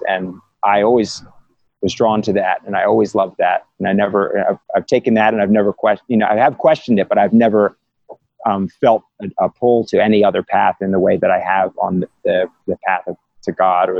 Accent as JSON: {"language": "English", "town": "Philadelphia", "region": "Pennsylvania", "country": "United States", "tie": "born or raised there", "said": "I was raised in Philadelphia"}